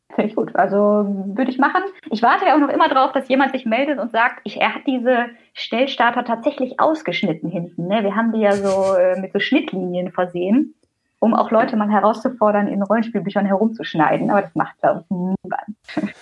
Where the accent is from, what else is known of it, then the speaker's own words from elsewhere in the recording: Teutoburg Forest, Germany; eine klassische Kleinstadt in Jörgs und meiner Heimat im Teutoburger Wald